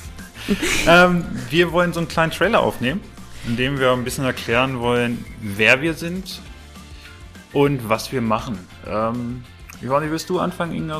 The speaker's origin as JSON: {"language": "German", "town": "Clausthal-Zellerfeld", "region": "Lower Saxony", "country": "Germany", "tie": "born or raised there", "said": "ich bin in Klausterzeller Feld geboren"}